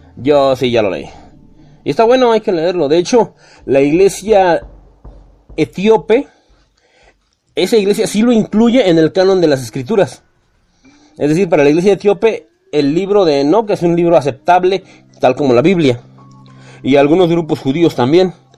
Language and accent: Spanish; Mexico; somos mexicanos